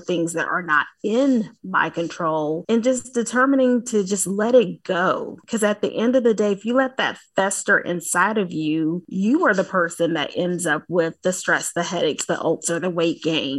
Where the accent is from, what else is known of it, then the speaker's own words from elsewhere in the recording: the South, United States; accent: Southern; So I'm from the South, for the listeners, if they aren't able to hear the accent, but I'm from the South, y'all.